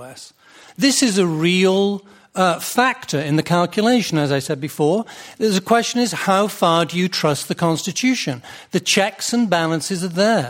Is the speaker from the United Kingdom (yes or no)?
yes; United Kingdom; now in United States; I'm a British immigrant